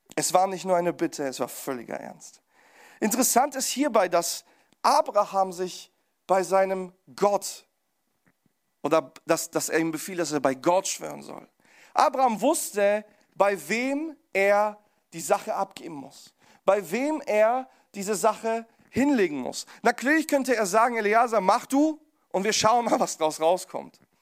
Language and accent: German; Pforzheim, Baden-Württemberg, Germany; ich komme aus Pforzheim